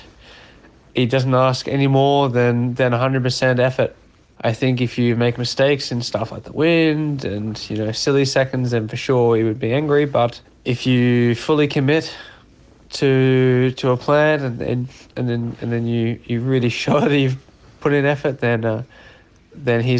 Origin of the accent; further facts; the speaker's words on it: Australia; I'm Australian, not French